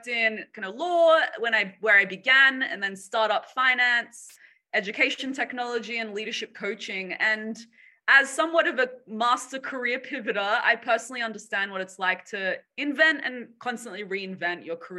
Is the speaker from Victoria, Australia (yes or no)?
no; Sydney, New South Wales, Australia; moved away as an adult; also born or lived in Boston / San Francisco; I was born and raised here in Sydney, where I'm currently based